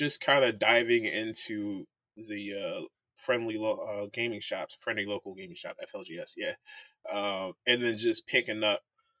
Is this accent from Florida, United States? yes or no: no; Connecticut, United States; moved away; also born or lived in Virginia / Montana; I'm from Connecticut, but I've been all over the place. I spent a good chunk of my teenage years in Virginia.